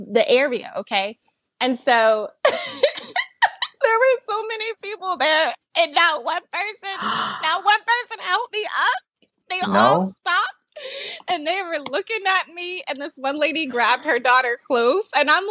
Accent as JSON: {"language": "English", "region": "New Jersey", "country": "United States", "moved": "yes", "lives_now": "Delaware, United States", "said": "I'm originally from New Jersey, but when we moved to Delaware"}